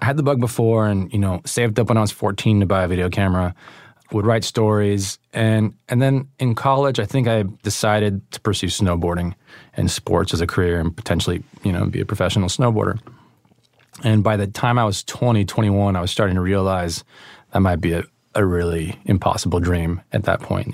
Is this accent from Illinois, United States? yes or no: no; East Bay, Northern California, United States; also born or lived in Oakland; I'm from the East Bay, um, but I've lived all around the Bay Area, moved every couple of years